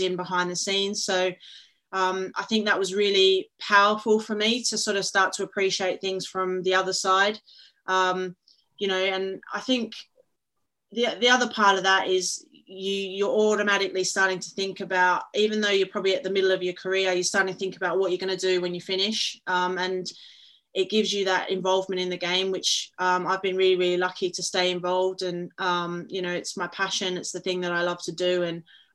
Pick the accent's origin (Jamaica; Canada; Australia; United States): Australia; Perth, Western Australia; moved away as an adult; now in England; I'm originally from Perth, Australia, and I played there with Perth Glory for a number of years